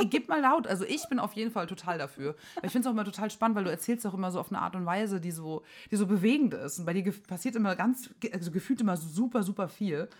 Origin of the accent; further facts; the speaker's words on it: near Heilbronn, Baden-Württemberg, Germany; accent: Swabian; moved away as an adult; now in Berlin, Germany; ich bin aus der Nähe von Heilbronn groß geworden